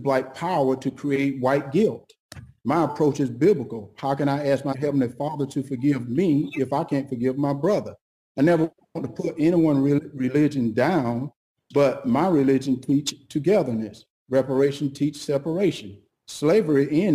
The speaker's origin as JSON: {"language": "English", "country": "United States", "said": "We as black American"}